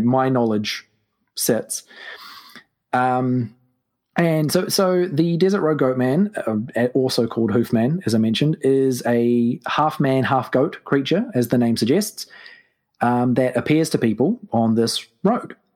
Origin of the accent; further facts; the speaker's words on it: New Zealand; I am from New Zealand, which is why, to your listeners, uh, I probably sound very strange.